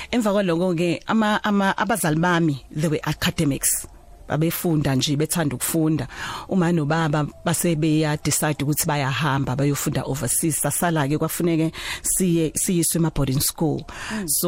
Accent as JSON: {"language": "Zulu", "town": "Durban", "region": "KwaZulu-Natal", "country": "South Africa", "tie": "born or raised there", "also_born_or_lived": "Empangeni / Umlazi", "said": "ngizalelwe eThekwini em ngihlala emlazi"}